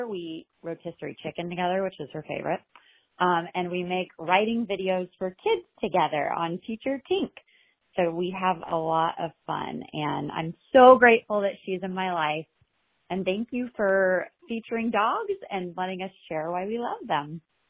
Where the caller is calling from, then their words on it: Carlsbad, California, United States; We're calling from Carlsbad, California.